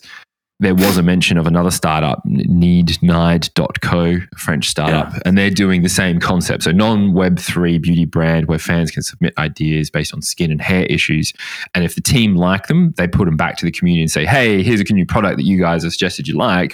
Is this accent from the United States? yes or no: no; Australia; now in United Kingdom; I'm from Oz